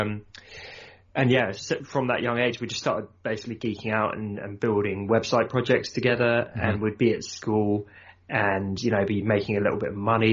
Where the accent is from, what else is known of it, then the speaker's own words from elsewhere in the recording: Surrey, South East England, United Kingdom; I'm from south of London, so kind of Surrey area